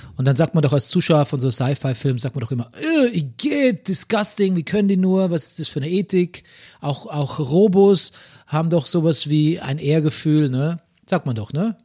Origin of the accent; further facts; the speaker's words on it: Southern Germany, Germany; now in Berlin, Germany; bei uns im Süden